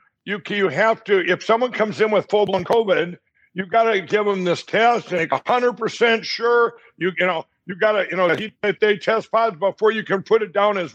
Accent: Minnesota, United States; in my home state of Minnesota

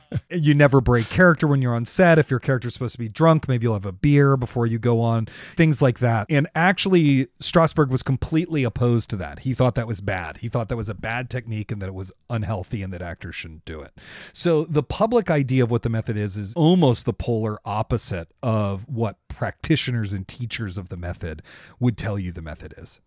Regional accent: Washington, District of Columbia, United States; now in New York, United States; I grew up in Washington, D C, um, Northwest D C, nearby Carter Barron.

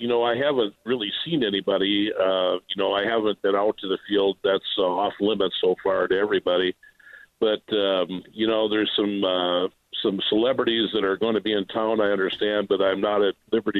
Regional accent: Illinois, United States; moved away as an adult; now in Dyersville, United States; I'm not a native. I'm from Illinois originally. And we moved here in 1995

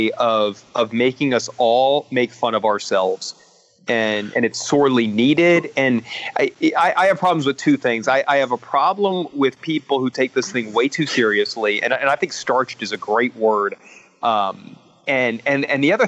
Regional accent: Louisiana, United States; also born or lived in Virginia; now in Miami, United States; I grew up in Louisiana and grew up a Saints fan

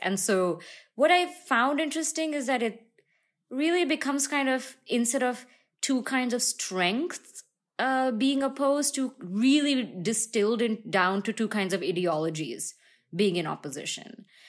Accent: India; moved away; I am in my hometown in India right now

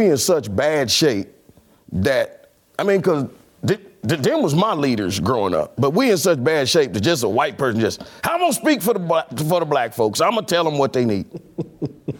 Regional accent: Kansas City, Kansas, United States; I was born in Argentine, Kansas

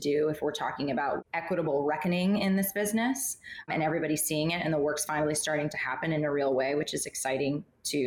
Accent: the South, United States; partly I'm from the South

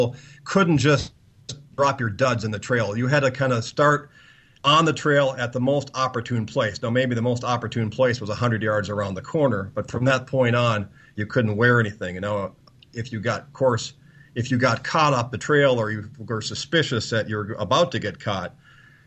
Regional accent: United States; being an American

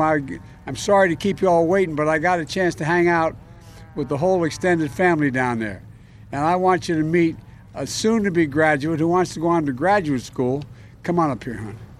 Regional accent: Delaware, United States; I come from Delaware.

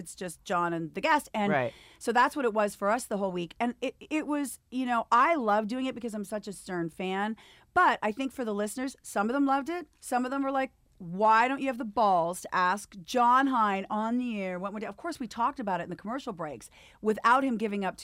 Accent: Canada; moved away; Born and raised in Canada.

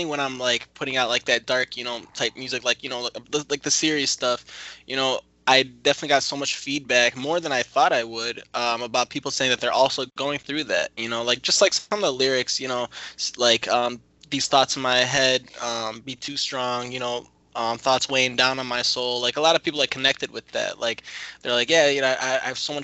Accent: Grand Blanc, Michigan, United States; also born or lived in Detroit; I'm actually from Grand Blanc

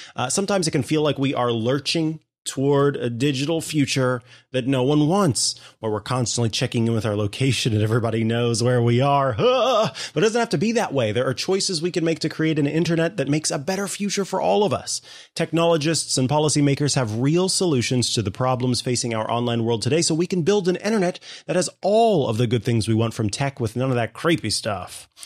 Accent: Midwest, United States; I am from the Midwest

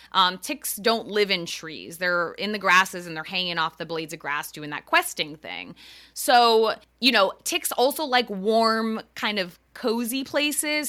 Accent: Eastern Connecticut, United States; moved away as an adult; also born or lived in Long Island, New York / New York City / Westchester, New York; I grew up in Eastern Connecticut

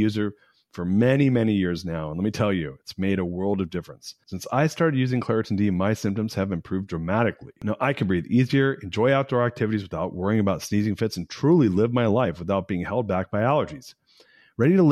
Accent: Austin, Texas, United States; I was born here and then left here at 12 months and then came back at 18 months. But so I was raised here

